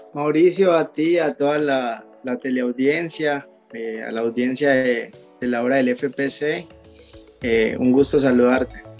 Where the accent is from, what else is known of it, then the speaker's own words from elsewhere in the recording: Sogamoso, Boyacá, Colombia; moved away as an adult; also born or lived in Bogotá / Panama / Mexico / Belize; now in Jaworzno, Poland; orgullosamente boyacense, soy de Sogamoso